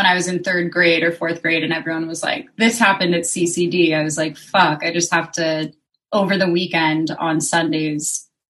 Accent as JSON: {"language": "English", "town": "Phillipsburg", "region": "New Jersey", "country": "United States", "moved": "as an adult", "lives_now": "Philadelphia, United States", "said": "Yes, I'm from New Jersey, Phillipsburg, New Jersey. It's near the Allentown metropolitan area."}